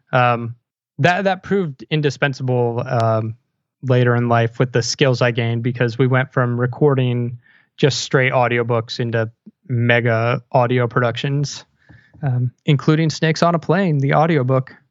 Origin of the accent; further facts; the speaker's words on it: Montgomery County, Maryland, United States; moved away as an adult; also born or lived in Philadelphia; Montgomery County, Maryland, just right outside Washington, D C